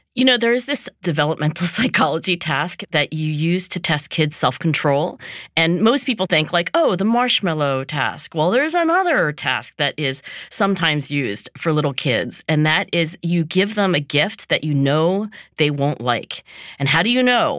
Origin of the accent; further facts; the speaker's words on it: Philadelphia, Pennsylvania, United States; my hometown here, Philadelphia